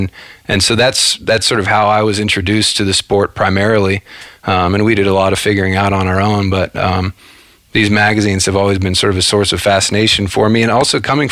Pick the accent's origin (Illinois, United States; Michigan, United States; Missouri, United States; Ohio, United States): Ohio, United States; Cincinnati; I grew up in outside of Cincinnati, Ohio.